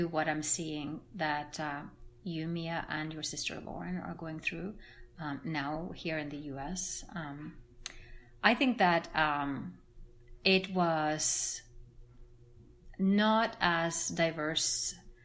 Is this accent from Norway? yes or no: yes; Norway; English is a second language; moved away as an adult; also born or lived in Brazil / France; now in Atlanta, United States; growing up in Norway was a very good childhood